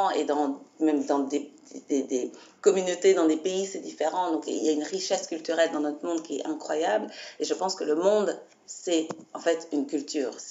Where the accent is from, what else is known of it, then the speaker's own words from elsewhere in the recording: Belgium; je suis belge, donc je suis née ici